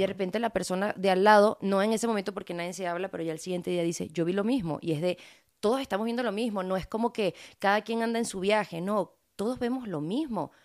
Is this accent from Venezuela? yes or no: yes; Venezuela; now in Mexico; a mí me conoce todo el pueblo de donde yo crecí, sí son todos negritos, son mi familia, me crié con ellos